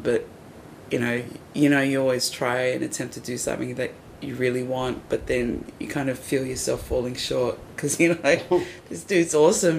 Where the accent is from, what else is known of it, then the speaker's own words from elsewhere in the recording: Wollongong, New South Wales, Australia; now in Sydney, Australia; growing up in Wollongong